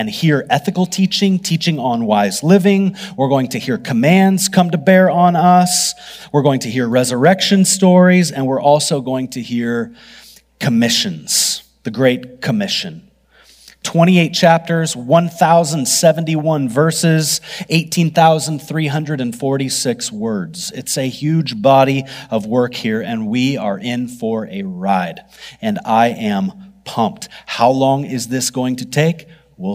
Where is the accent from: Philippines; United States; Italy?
United States; I'm a Christian even before I'm an American.